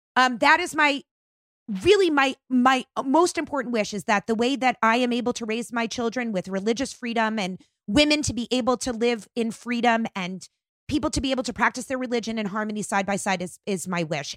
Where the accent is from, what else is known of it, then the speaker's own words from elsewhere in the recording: Long Island, New York, United States; I am a New Yorker at heart. I grew up on Long Island.